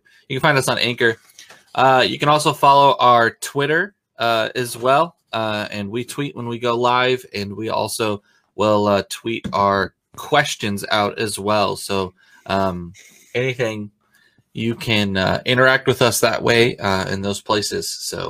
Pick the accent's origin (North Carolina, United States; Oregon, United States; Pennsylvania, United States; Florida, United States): Oregon, United States; you forget that I came from Oregon. Everything is damp in Oregon. It is a moist state.